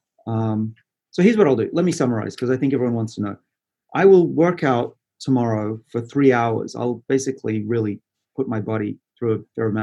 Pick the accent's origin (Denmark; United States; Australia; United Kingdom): Australia; I'm Australian